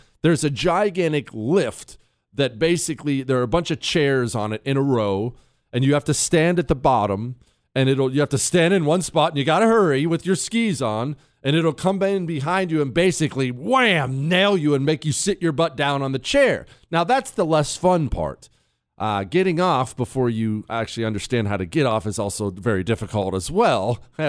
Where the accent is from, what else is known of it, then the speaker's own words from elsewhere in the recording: Ohio, United States; You see, when I was a kid, we lived in Ohio. I was born in Ohio. That's where still most of my family is.